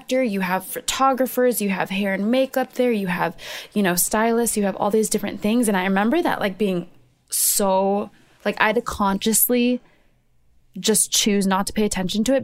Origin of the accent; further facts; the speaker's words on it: Minnesota, United States; I'm from Minnesota